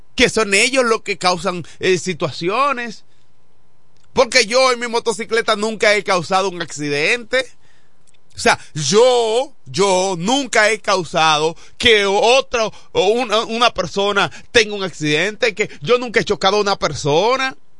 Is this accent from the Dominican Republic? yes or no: yes; Villa Hermosa, La Romana, Dominican Republic; somos de Villahermosa